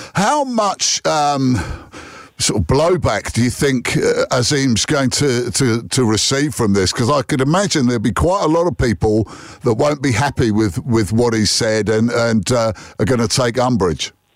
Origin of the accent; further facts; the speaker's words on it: England, United Kingdom; as an Englishman